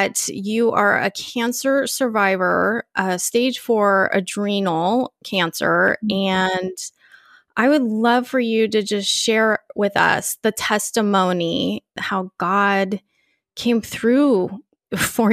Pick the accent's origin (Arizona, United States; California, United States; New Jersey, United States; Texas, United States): California, United States; moved away as an adult; now in Austin, United States; we are both Californians. Now I'm in Austin